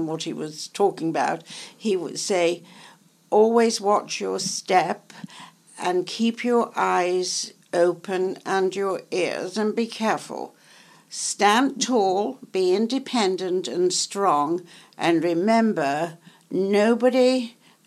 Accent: Yorkshire and the Humber, United Kingdom; also born or lived in London; now in Manhattan, United States; I am from Yorkshire

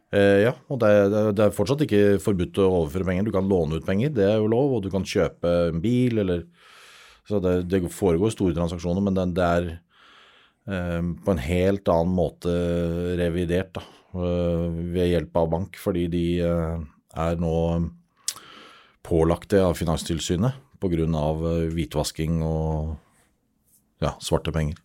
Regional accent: Norway; Vi er nordmenn

